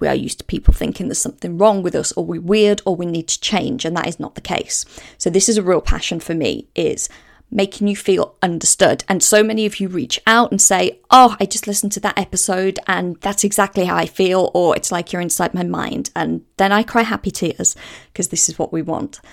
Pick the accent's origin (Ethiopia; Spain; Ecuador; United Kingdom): United Kingdom; Walsall, West Midlands; moved away as an adult; also born or lived in Hale, Cheshire / Bournemouth / Windsor / Southsea, Portsmouth; now in Portsmouth, United Kingdom; I grew up about fifteen miles north of Birmingham in the West Midlands, a place called Walsall. And I lived there until the age of nineteen.